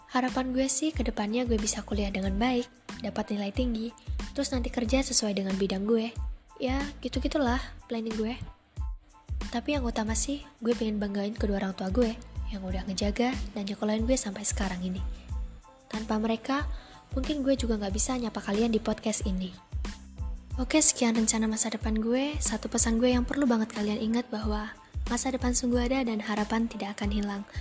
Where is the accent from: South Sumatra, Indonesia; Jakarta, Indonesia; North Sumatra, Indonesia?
South Sumatra, Indonesia; Palembang; born there; Nyokap gue lahir di Jawa, bokap gue di Medan dan gue di Palembang.